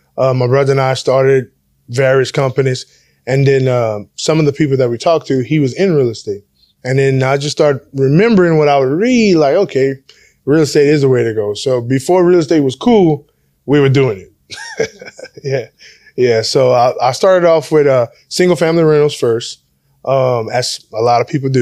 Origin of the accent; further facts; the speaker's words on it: Church Point and Opelousas area, Louisiana, United States; moved away as an adult; now in Houston, United States; Growing up in Louisiana, during the summers, whenever we were out of school